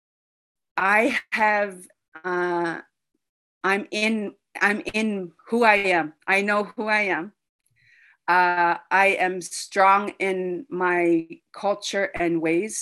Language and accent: English; Iqaluit, Nunavut, Canada; English is a second language; I am from Iqaluit Nunavut. I am Inuk